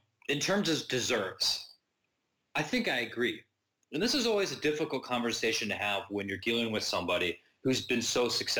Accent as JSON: {"language": "English", "town": "Columbus", "region": "Ohio", "country": "United States", "tie": "born or raised there", "said": "growing up in Columbus, when I was a kid"}